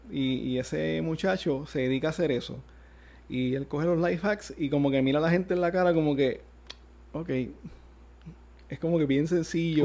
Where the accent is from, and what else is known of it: Gurabo, Puerto Rico